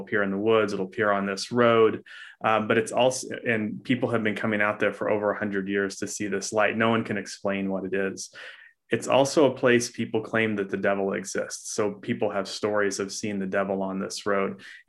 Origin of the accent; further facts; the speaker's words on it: Oklahoma, United States; Well, both Laura and I are from the Ozark region of the United States. I'm from Eastern Oklahoma and Laura is from Missouri